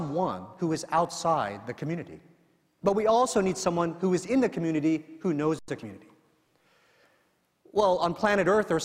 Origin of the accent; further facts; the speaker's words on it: San Bruno, California, United States; moved away; also born or lived in New Jersey; the church I grew up in San Bruno, California, a little Filipino church. And I sang in the children's choir back then.